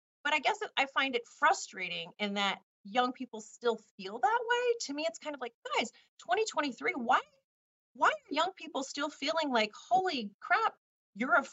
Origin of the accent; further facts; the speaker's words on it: Richmond, California, United States; moved away as an adult; also born or lived in Washington, D.C.; And I went to high school in a city called Richmond, California.